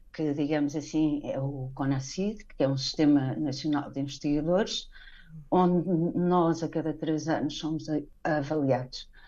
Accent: Portugal; moved away as an adult; also born or lived in Badajoz, Spain; now in León, Mexico; Sim, eu estive a viver uh, em Espanha, também pela crise, digamos assim, de 2008, eu uhum. saí em 2012 de Portugal.

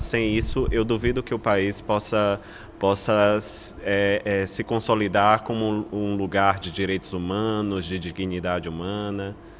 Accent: Brazil

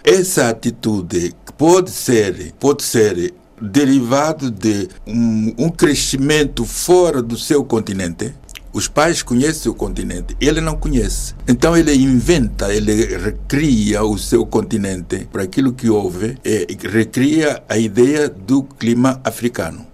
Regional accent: Maganja da Costa, Zambezia, Mozambique; moved away as an adult; now in Portugal; Sou da província da Zambésia, aquela que quem referenciava Vasco da Gama, que pisou conheceu a terra dos bons sinais e eu, eu nasci na Maganja da Costa, é assim que é, é a 5 km do mar e, portanto, habituado a, a, ver o mar, habituado à natureza e cresci assim

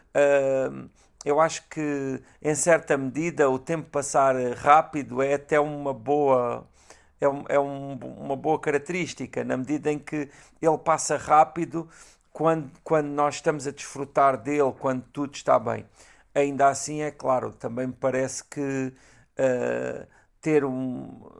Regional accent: Galveias, Alentejo, Portugal; Galveias, como não podia deixar de claro. ser a minha terra

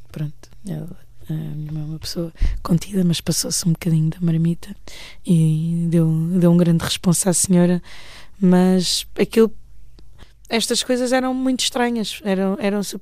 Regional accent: Portugal; also born or lived in Mozambique; mas nasci em Moçambique hum, num tempo de guerra civil em que a Frelimo e a Renamo lutavam para, hum, pelo poder e que lutaram até 90 e 92, a altura em que foram assinados os acordos de Lusaka. E vim para Portugal quando tinha seis anos.

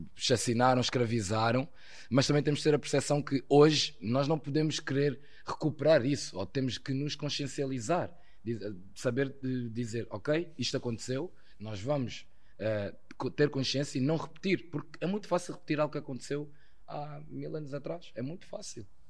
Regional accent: Portugal; also born or lived in Angola; Eu já sou praticamente português, estou cá já há 22 anos, por isso cresci aqui em Portugal

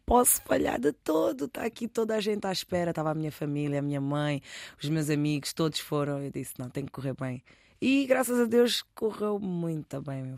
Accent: Cacém, Lisbon, Portugal; also born or lived in Newcastle / Manchester; now in Rio de Mouro, Portugal; eu sou do Cacém porque eu vivo, eu respiro, eu, é tudo, eu adoro a minha zona. Fui criada lá com muito orgulho

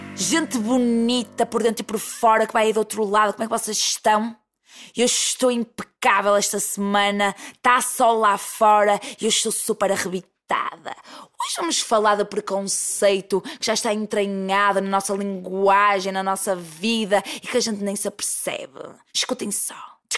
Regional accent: Porto, Norte, Portugal; accent: Porto accent; eu falo em nome dos portuenses e do pessoal do Norte que se sente injustiçado e é chamado de bimbo, e é chamado de parolo, e é chamado de trabinca só porque tem um sotaque forte

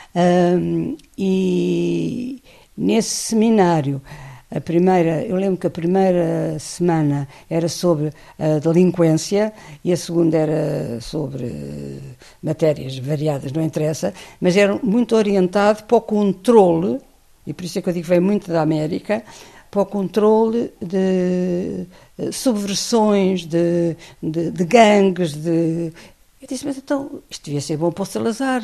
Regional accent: Portugal; venho de Portugal

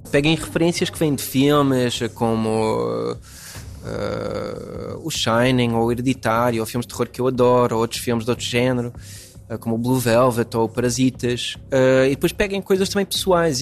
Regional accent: United States; first language English; Portuguese is a second language; moved away; Eu cresci nos Estados Unidos, eh, a minha língua principal eh, é inglês, apesar de ter família portuguesa e raízes entre as montes

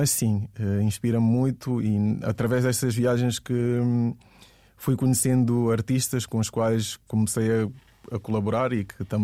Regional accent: Guinea-Bissau; eu digo que sou da Guiné-Bissau, ninguém sabe onde é que é.

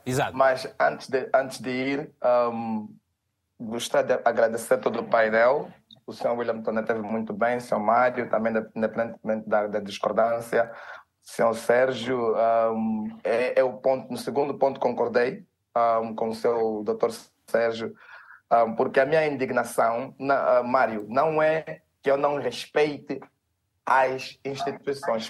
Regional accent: Angola; E nós, como angolanos

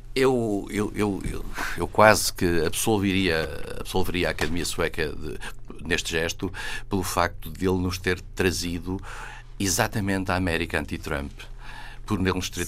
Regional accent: Vila Real, Norte, Portugal; moved away; na minha terra, em Vila Real, traz os montes

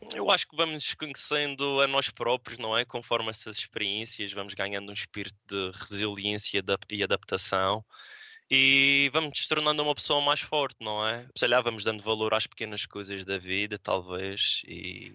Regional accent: Madeira, Portugal; moved away as an adult; also born or lived in Poland; now in Budapest, Hungary; sou da Madeira

